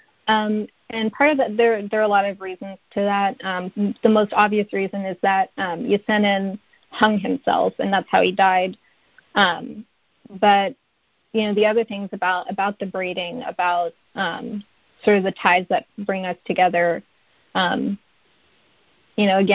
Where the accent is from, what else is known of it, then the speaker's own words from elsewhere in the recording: Kuwait; moved away; also born or lived in Galesburg, Illinois; my parents were raised in Kuwait, and then my siblings and I were raised in Kuwait